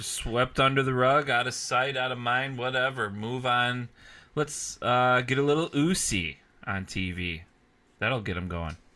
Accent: Midwest, United States; I'm only from the Midwest

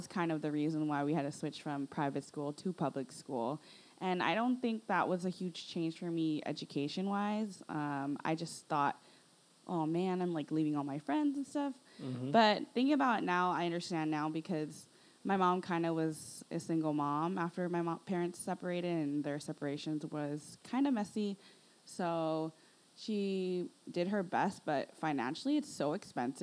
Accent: Los Angeles, California, United States; also born or lived in Northridge, Los Angeles; I was actually raised in Sylmar, in like the suburbs of Sylmar

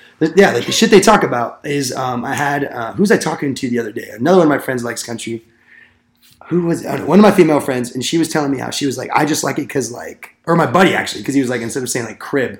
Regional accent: Southern California, United States; Like, I'm from Southern California

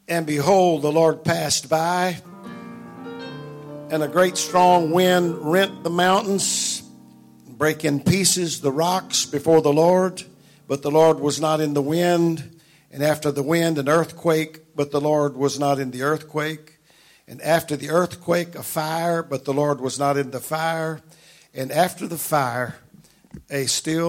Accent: Delhi, Louisiana, United States; also born or lived in Epps, Louisiana; I was born in Delhi in the hospital on October the 4th

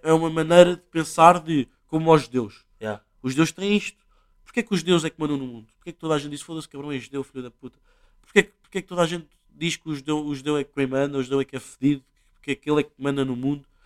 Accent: Portugal; nós, Portugal

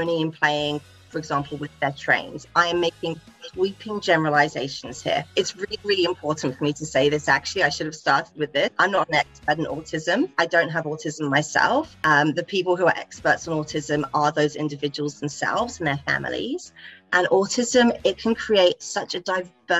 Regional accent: England, United Kingdom; moved away as an adult; now in Australia; I'm from England. I've been over here for a couple of years in Australia now

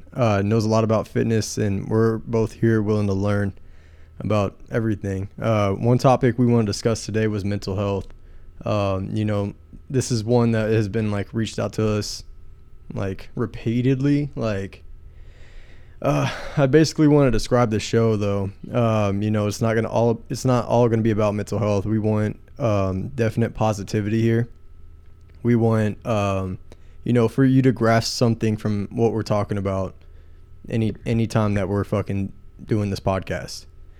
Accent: San Antonio, Texas, United States; moved away as an adult; now in Destin, United States; Welcome to Ambitious Scumbags. I am from San Antonio, Texas, but I live in Destin right now. I will be moving back in May. I am an Air Force veteran

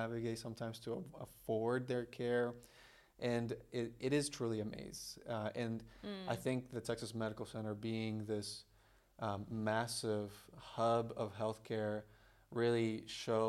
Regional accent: Bolivia; also born or lived in Brazil; now in United States; I was born in Brazil. I was raised in Bolivia

